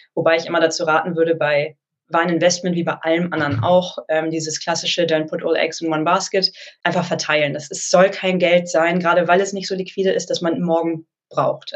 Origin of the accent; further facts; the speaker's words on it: Hamburg, Germany; also born or lived in Geisenheim / London; Also ich komme ursprünglich aus Hamburg